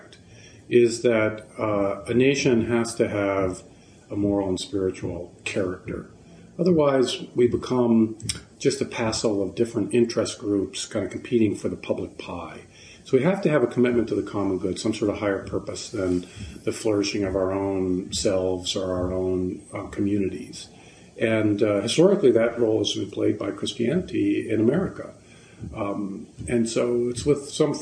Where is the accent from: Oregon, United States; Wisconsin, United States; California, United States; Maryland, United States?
Maryland, United States; Baltimore; I was Episcopalian, grew up in Baltimore, Maryland